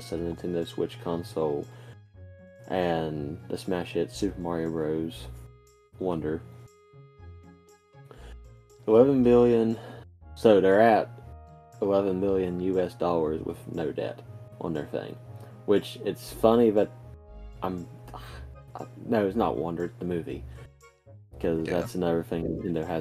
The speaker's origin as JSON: {"language": "English", "country": "United States", "said": "we're from the United States"}